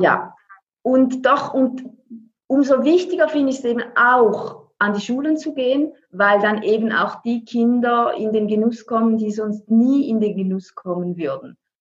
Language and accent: German; Switzerland; ich bin aus der Schweiz.